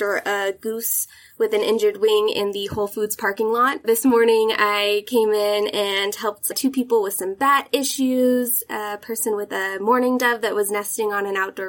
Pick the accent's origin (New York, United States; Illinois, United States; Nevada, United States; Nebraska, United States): Nevada, United States; Reno; I spent most of my childhood in Reno, Nevada. We moved here when I was about 7, so the majority of my life has been spent here